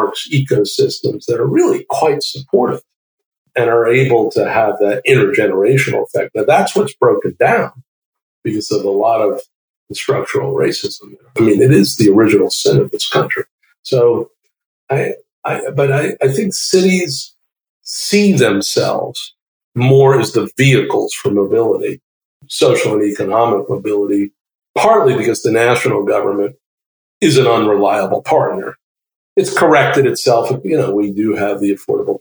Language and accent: English; New York City, New York, United States; I grew up in Brooklyn, New York